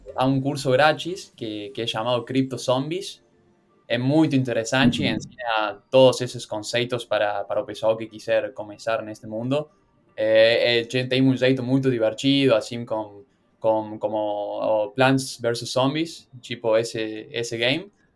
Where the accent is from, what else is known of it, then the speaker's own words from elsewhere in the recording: Argentina; Portuguese is a second language; sou da Argentina, por isso o meu sotaque é um pouco estranho